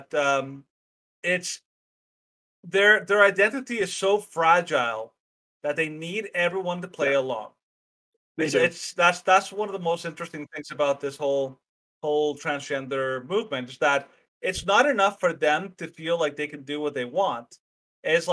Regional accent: Canada; also born or lived in Mexico; I've lived in Canada the majority of my life

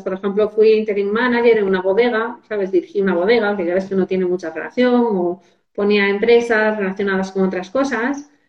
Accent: Asturias, Spain; also born or lived in Madrid; me puse como ingeniera de montes en mi pueblo

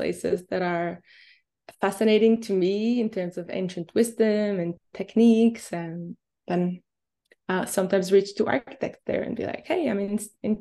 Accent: Israel; moved away; I'm originally from Israel

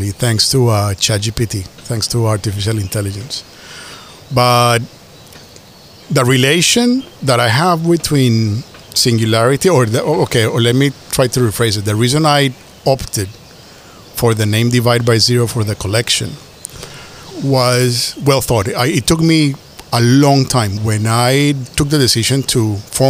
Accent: Colombia; moved away; also born or lived in Asia; I was born in Colombia in 1975, and when I was born, it was the beginning of the drug war.

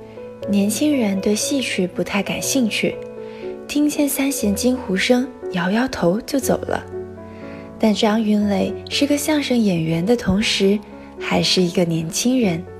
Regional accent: Suzhou, Jiangsu, China; moved away as an adult; now in Nanjing, China; 来自苏州。我在南京大学，距离我的家乡二百二十四公里。

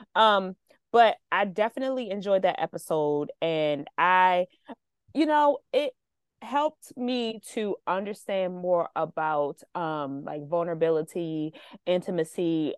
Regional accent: United States; as a American

